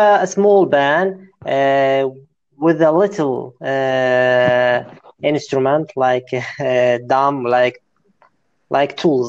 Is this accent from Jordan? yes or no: yes; Amman, Amman Governorate, Jordan; English is a second language; I'm from Amman, Jordan, Arabic country.